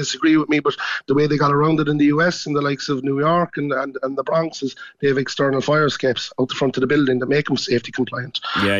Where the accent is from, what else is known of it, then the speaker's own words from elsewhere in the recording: Cork, Munster, Ireland; I grew up inside in Perry Street.